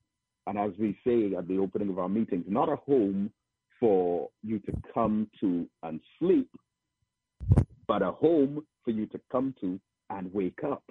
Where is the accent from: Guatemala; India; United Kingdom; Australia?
United Kingdom; England; moved away as an adult; also born or lived in Trinidad; now in Trinidad and Tobago; I was born in England and joined the Nation of Islam over there. And I came back to Trinidad